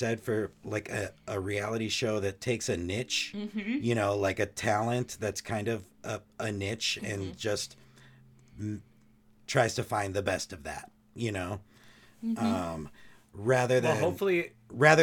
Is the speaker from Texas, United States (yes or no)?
no; Eagan, Minnesota, United States; my hometown, or you know, the town I went to high school in, Eagan, Minnesota